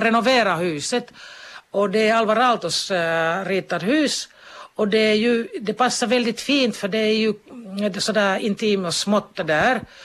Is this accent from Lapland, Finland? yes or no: yes; Kemi, Lapland, Finland; moved away as an adult; also born or lived in Jyväskylä / Stockholm / Kankaanpää / Kuopio; now in Kuni, Finland; jag är född i Kemi, mina föräldrar är från Jyväskylä